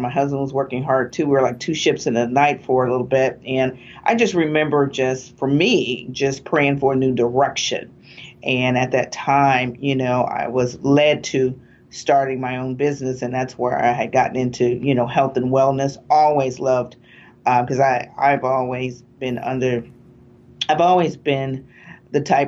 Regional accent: East Chicago, Indiana, United States; also born or lived in West Lafayette, Indiana; I'm from East Chicago, Indiana, the northern part of Indiana.

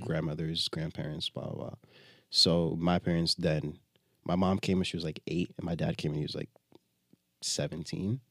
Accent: Binghamton, New York, United States; born or raised there; moved away as an adult; also born or lived in Jamaica (ancestry); now in Brooklyn, United States

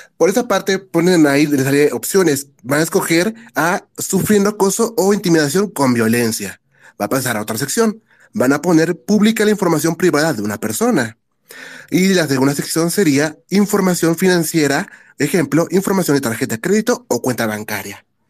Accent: Mexico; somos mexicanos

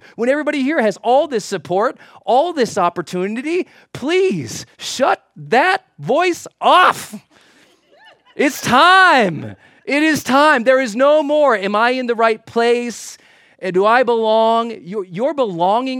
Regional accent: Montana, United States; growing up in Montana

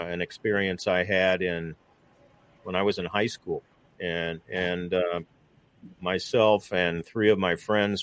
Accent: St. Louis, Missouri, United States; get a job right out of college at my hometown radio station, and stuck around working at various stations in St. Louis

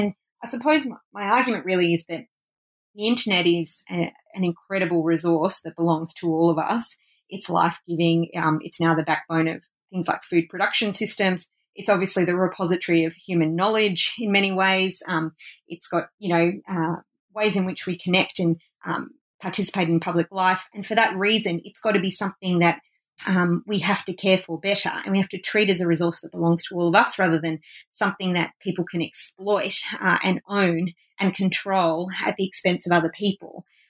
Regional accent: Australia; I'm obviously Australian, so I've lived on Aboriginal land that was never ceded for most of my life.

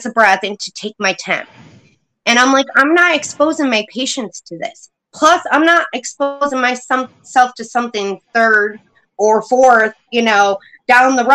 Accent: New York, United States; I was born and raised in New York

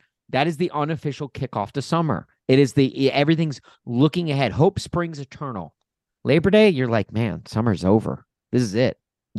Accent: Nashville, Tennessee, United States; now in Chicago, United States; I grew up in Nashville.

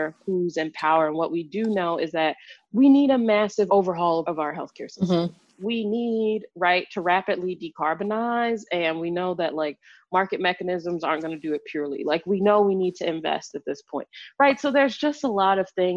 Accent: Chicago, Illinois, United States; now in Washington, D.C., United States; growing up in Chicago

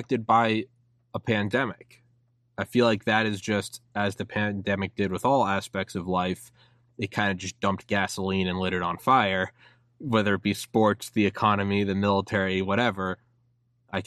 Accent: United States; I was born in America

